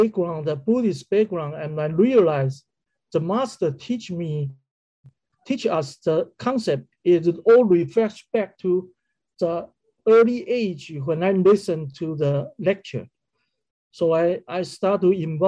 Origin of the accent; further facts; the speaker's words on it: Kaohsiung, Taiwan; moved away as an adult; also born or lived in Taipei; my sister in Kaohsiung, which is my hometown